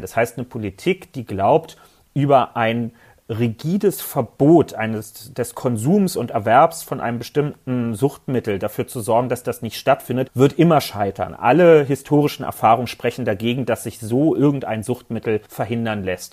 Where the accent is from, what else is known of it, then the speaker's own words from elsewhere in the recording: Berlin, Germany; Ich persönlich als Berliner wollte auch noch nie im Prenzlauer Berg leben, will das auch in Zukunft nicht. Nicht nur, weil das nicht mein Wahlkreis ist, sondern weil ich echt überzeugtes Stadtrandkind bin.